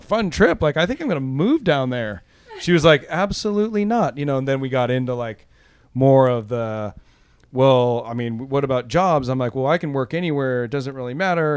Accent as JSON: {"language": "English", "region": "Southern California", "country": "United States", "tie": "born or raised there", "also_born_or_lived": "Los Angeles / Orange County", "moved": "as an adult", "lives_now": "Oakland, United States", "said": "I grew up in Southern California"}